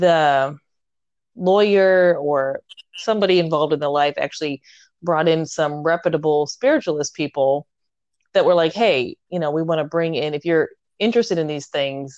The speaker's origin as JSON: {"language": "English", "town": "Portland", "country": "United States", "tie": "born or raised there"}